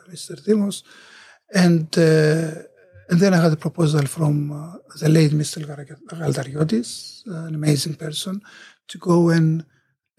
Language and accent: English; Cyprus; moved away as an adult; also born or lived in United States; when I came back to Cyprus, I worked for a while at the sports center